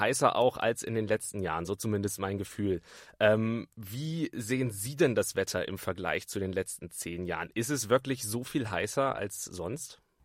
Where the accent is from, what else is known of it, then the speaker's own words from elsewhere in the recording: Bremen, Germany; moved away; ich komme ursprünglich aus Bremen